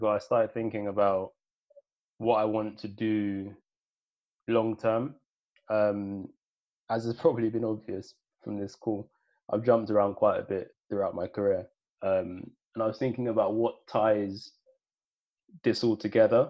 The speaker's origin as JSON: {"language": "English", "region": "London", "country": "United Kingdom", "tie": "born or raised there", "also_born_or_lived": "Sierra Leone", "said": "growing up in East London, being born in Sierra Leone"}